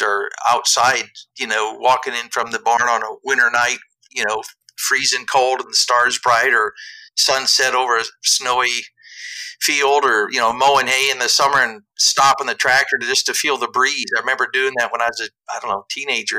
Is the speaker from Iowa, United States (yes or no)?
yes; southeast Iowa, United States; moved away; I grew up in southeast Iowa